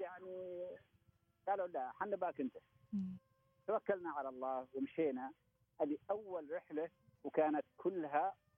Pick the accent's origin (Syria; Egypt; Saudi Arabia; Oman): Oman; Jaalan Bani Bu Hassan, Ash Sharqiyah South; خرجت من هنا من بلدتي من فلق المشايخ